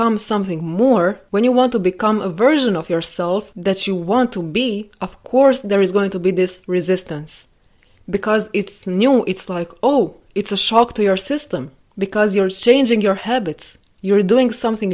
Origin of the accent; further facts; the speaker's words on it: Croatia; staying in my home country my entire life